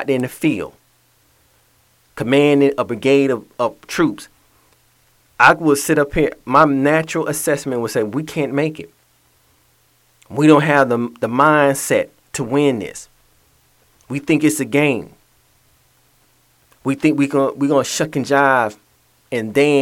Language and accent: English; Atlanta, Georgia, United States; moved away; my hometown of Atlanta